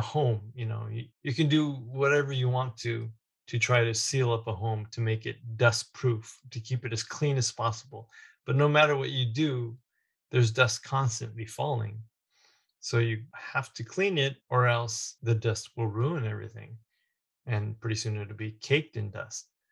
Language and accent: English; United States; being born and raised in the United States